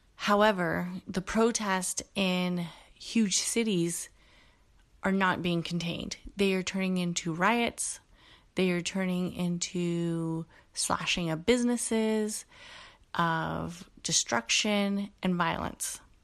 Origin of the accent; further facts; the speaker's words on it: Bay Area, California, United States; a kid growing up in the Bay Area, um, who had a father who was Mexican from Mexico